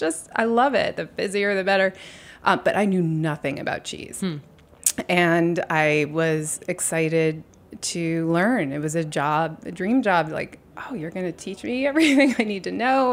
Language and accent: English; New York City, New York, United States; I was born on Bleecker Street.